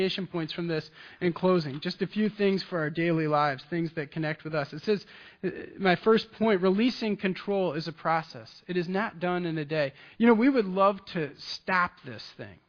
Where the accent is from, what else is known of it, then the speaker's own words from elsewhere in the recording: Michigan, United States; I'm from Michigan